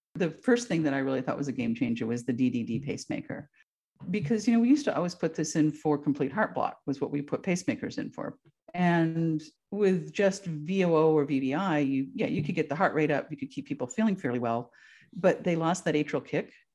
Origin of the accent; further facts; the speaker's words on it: Vermont, United States; moved away as an adult; also born or lived in Texas; now in Alaska, United States; I am from Vermont originally